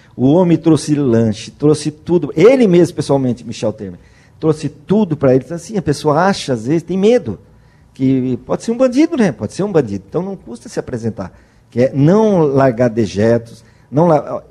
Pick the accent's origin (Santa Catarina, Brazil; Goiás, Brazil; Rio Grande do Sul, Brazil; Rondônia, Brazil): Santa Catarina, Brazil; Criciúma; nós somos de Criciúma, Santa Catarina